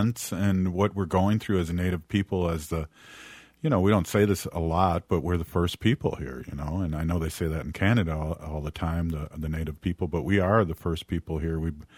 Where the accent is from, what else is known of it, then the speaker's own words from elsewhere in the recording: United States; I'm Ho-Chunk and I'm from Turtle Island. And we pre-exist the white man here.